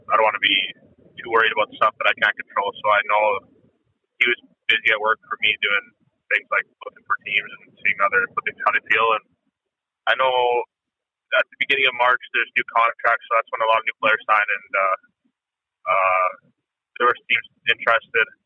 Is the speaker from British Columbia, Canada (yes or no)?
yes; Vancouver, British Columbia, Canada; born or raised there